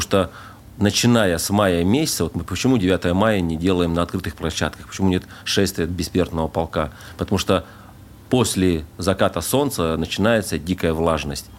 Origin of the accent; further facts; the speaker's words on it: Temirtau, Karaganda Region, Kazakhstan; moved away as an adult; also born or lived in Voronezh, Russia; now in Dubai, United Arab Emirates; Родился я под Воронежем, а с годика и до 30 лет я жил в городе Тимиртау, это Казахстан.